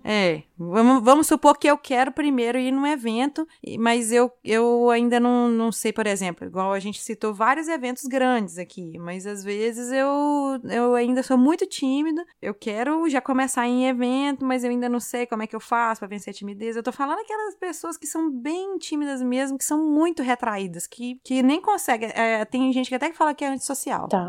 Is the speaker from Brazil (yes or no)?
yes; Minas Gerais, Brazil; eu sou mineira que toma leite, come queijo